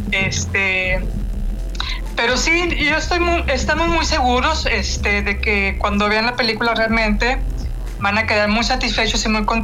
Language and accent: Spanish; Coahuila, Mexico; also born or lived in Nuevo León; yo también soy originaria de Coahuila.